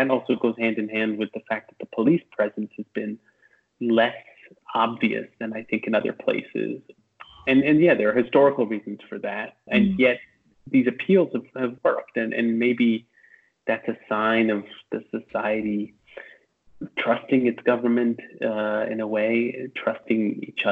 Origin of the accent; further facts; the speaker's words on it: New York, United States; moved away as an adult; now in Berlin, Germany; I moved here from New York, and that's also where I grew up